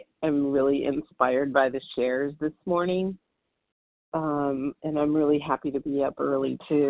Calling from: Southern California, United States; I'm calling from Southern California, and it's dark and early over here.

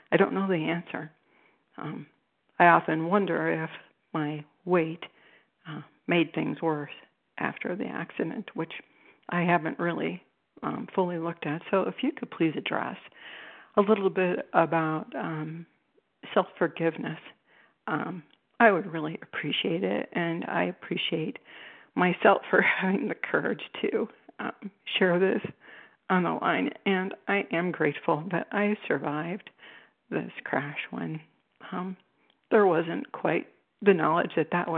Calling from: Cleveland, Ohio, United States; I'm calling you from Cleveland, Ohio.

